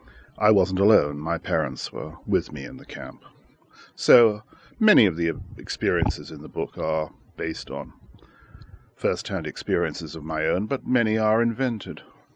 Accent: Shanghai, China; I was born in Shanghai in 1930, and I was there when the Japanese invaded China in 1937 and seized all of Shanghai except the international settlement.

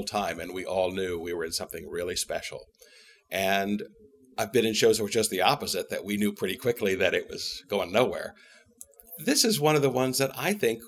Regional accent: Canton, Ohio, United States; moved away as an adult; now in New York, United States; Canton, Ohio, home of the Football Hall of Fame

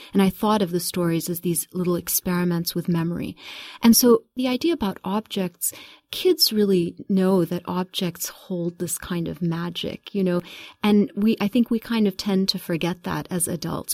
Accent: Kuwait; also born or lived in United Kingdom / United States; I was born in Kuwait in nineteen seventy, so I'm gonna give my, give my age away. And I was very young when my parents left Kuwait. We lived in, uh, a, a brief time in the U K and then in the U S for the first six years. I came back to Kuwait in nineteen seventy-six.

